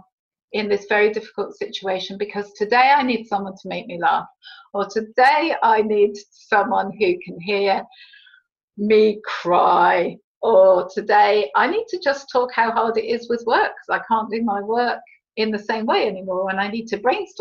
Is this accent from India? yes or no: no; United Kingdom; we're British